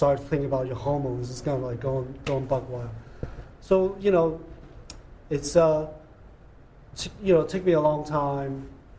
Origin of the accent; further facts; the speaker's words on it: Hong Kong; English is a second language; now in United States; growing up in Hong Kong and come here and assimilation.